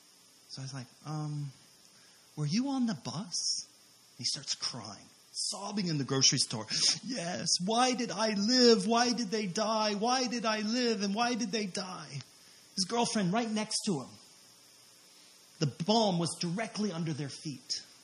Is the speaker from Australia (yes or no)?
no; Hawaii, United States; oh, we came from Hawaii.